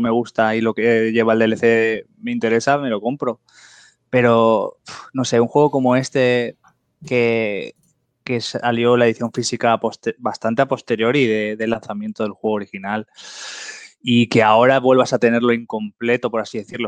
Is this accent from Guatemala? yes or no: no; Spain; todos somos españoles